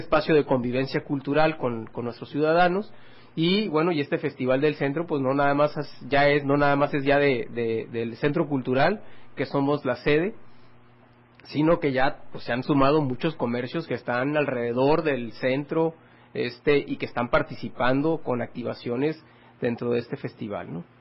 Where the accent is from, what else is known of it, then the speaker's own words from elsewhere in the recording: Ensenada, Baja California, Mexico; yo soy ensenadense, yo soy nacido aquí en Ensenada